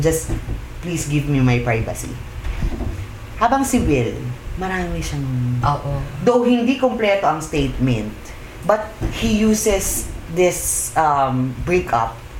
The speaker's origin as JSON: {"language": "Tagalog", "country": "Philippines", "said": "tayo as a Pinoy"}